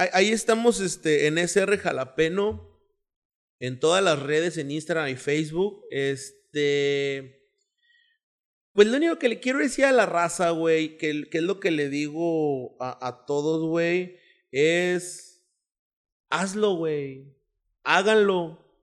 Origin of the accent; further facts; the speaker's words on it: Monterrey, Nuevo León, Mexico; orgullosamente de aquí, güey. O sea, soy orgullosamente regiomontano